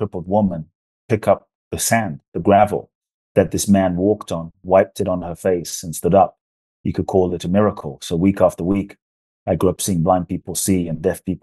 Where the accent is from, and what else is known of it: London, United Kingdom; born or raised there; also born or lived in Ghana; now in United States